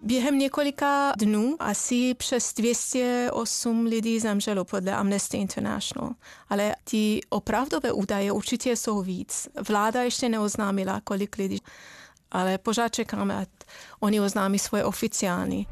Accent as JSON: {"language": "Czech", "country": "Iran", "tie": "born or raised there", "second_language": "Czech", "moved": "yes", "lives_now": "Czech Republic", "said": "já jsem původem z Iránu, já jsem žila tam třeba v době války s Irákem"}